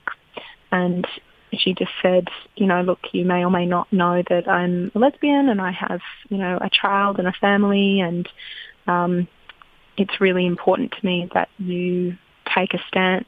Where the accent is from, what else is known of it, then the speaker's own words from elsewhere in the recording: Australia; as an Australian